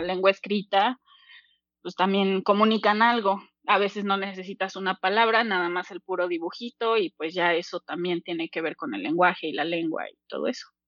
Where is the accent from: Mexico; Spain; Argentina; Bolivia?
Mexico; Mexico City; also born or lived in Cuernavaca; tengo 30 años y soy de la Ciudad de México.